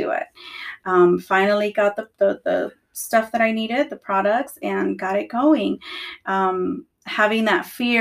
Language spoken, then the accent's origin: English; Los Angeles, California, United States; I grew up in California, okay. Los Angeles, California. My mom is Salvadorian